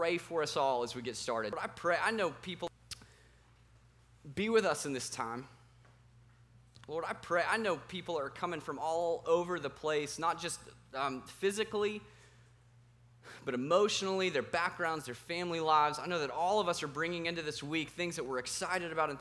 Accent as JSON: {"language": "English", "town": "Roswell", "region": "Georgia", "country": "United States", "tie": "born or raised there", "also_born_or_lived": "Colorado", "moved": "as an adult", "said": "I grew up in Roswell, Georgia"}